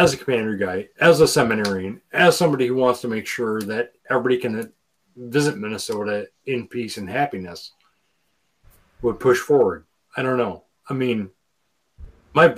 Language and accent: English; Ireland; As an Irishman